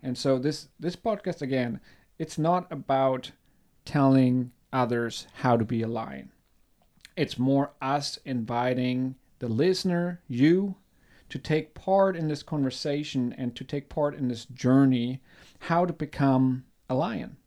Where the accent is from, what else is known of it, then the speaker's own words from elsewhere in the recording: Germany; I'm born and raised in Germany.